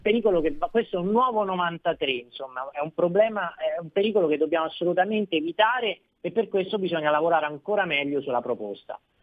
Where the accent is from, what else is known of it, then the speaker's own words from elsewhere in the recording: Marche, Italy; essendo marchigiano